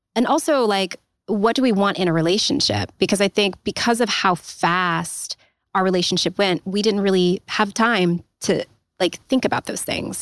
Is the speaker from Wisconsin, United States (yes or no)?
no; Los Angeles, California, United States; moved away; also born or lived in Pacific Northwest; I'm from Los Angeles, um, but I was living in the Pacific Northwest at the time